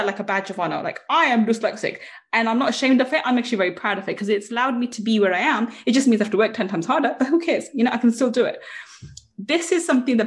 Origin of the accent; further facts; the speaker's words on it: England, United Kingdom; being English